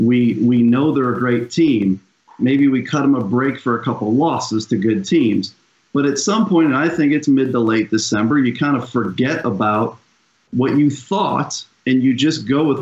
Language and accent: English; Chicago, Illinois, United States; it's my hometown, Chicago, and it's my wife's hometown, New York.